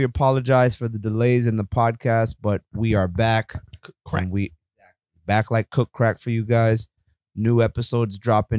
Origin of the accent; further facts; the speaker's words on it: New York City, New York, United States; I'm from Brooklyn, so you know how that goes too.